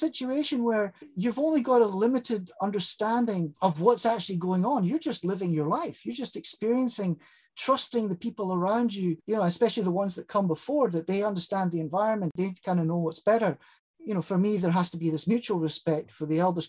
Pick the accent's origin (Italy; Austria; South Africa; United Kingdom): South Africa; I grew up in South Africa during a period of time where it was called